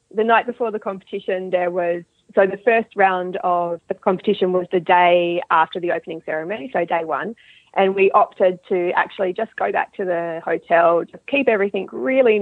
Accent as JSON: {"language": "English", "country": "Australia", "tie": "born or raised there", "moved": "as an adult", "lives_now": "Dunedin, New Zealand", "said": "I'm originally from Australia, so um, I'm an Australian living in New Zealand, and I grew up breeding and riding horses in Australia."}